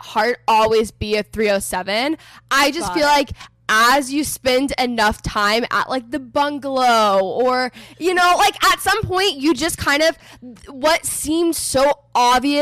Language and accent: English; Texas, United States; moved away as an adult; also born or lived in Los Angeles; I'm from Texas originally. I'm currently living in Texas. I was in LA for the past 4.5 years.